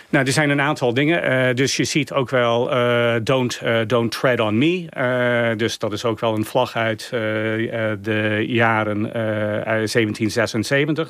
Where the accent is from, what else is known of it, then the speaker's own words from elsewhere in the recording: United States; wij als Amerikanen